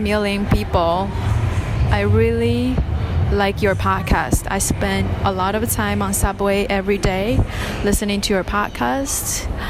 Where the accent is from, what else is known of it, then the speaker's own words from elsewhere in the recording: China; English is a second language; also born or lived in Shanghai; I'm from China and I've been living in Shanghai for almost six years